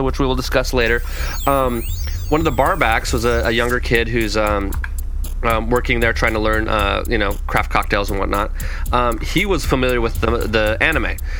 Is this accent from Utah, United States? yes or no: yes; Lagoon, Utah, United States; moved away; also born or lived in Southern California; it's also ironically my hometown.